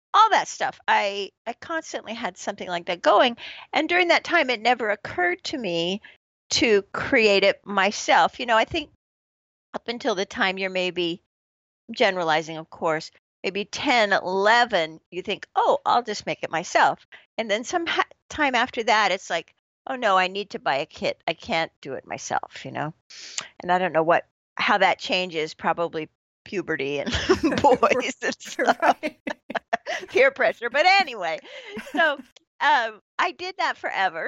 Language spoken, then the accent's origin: English; San Francisco Bay Area, California, United States; born or raised there; moved away as an adult; also born or lived in Corvallis, Oregon / South Korea / Los Angeles